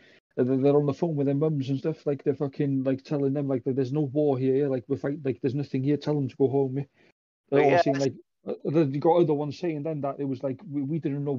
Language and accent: English; United Kingdom; I'm British